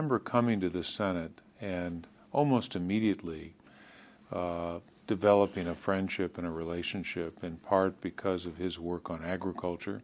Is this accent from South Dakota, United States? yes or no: yes; Aberdeen, South Dakota, United States; my hometown of Aberdeen, South Dakota